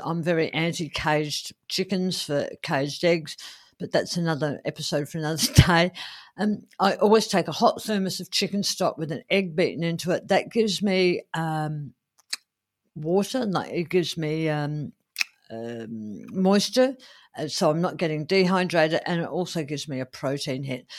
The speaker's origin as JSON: {"language": "English", "town": "Adelaide", "region": "South Australia", "country": "Australia", "tie": "born or raised there", "said": "here in, uh, my hometown of Adelaide"}